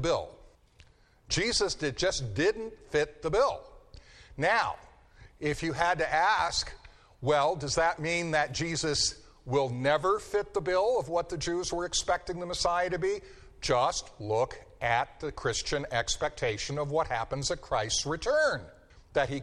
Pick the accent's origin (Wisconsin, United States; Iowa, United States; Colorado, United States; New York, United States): Colorado, United States; Denver; moved away; I grew up in Denver, Colorado